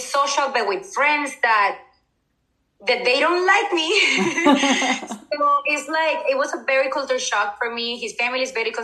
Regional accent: Colombia; English is a second language; moved away as an adult; now in United States; I'm from Colombia. I was born in Colombia. I moved to the United States about 10 years ago.

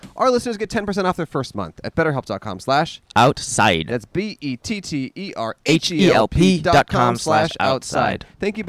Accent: Los Angeles, California, United States; Los Angeles.

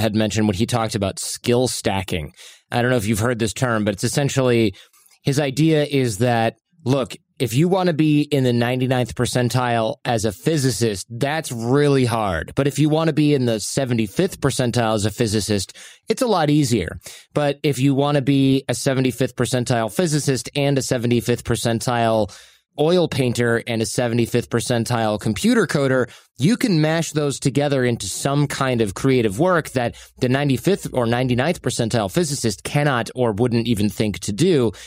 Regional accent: Michigan, United States; moved away as an adult; also born or lived in California; now in New York, United States; I grew up in a less rural area, suburban Michigan

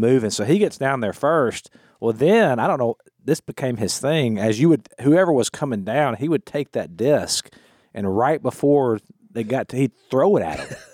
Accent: United States; also born or lived in Florida / Louisiana; I grew up in Florida slash Louisiana

